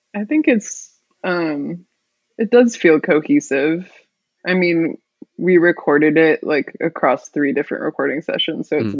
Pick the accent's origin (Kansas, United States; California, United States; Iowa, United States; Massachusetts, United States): California, United States; Palo Alto; also born or lived in Walla Walla, Washington; now in Seattle, United States; I'm from the Bay Area, Palo Alto, California